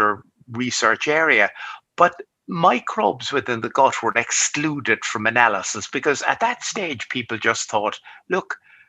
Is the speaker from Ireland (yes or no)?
yes; Cork, Munster, Ireland; also born or lived in New York / London / Dublin; I studied medicine in my hometown, which is here in Cork.